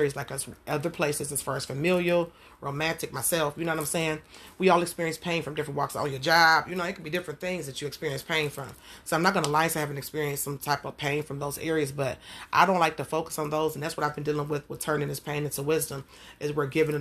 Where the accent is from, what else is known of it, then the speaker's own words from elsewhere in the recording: Detroit, Michigan, United States; growing up in Jewish Missionary Baptist Church in Detroit, Michigan